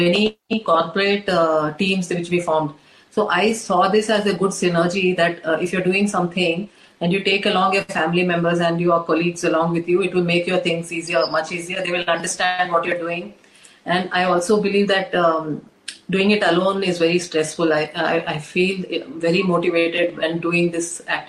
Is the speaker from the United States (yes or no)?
no; India; an Indian woman who has been brought up with so much of traditional values and in the Indian setup